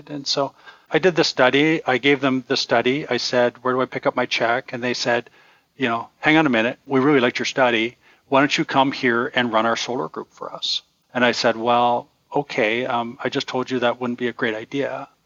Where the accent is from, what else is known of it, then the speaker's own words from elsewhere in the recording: Toronto, Ontario, Canada; they would have found us exotic and interesting that when we say we're from Toronto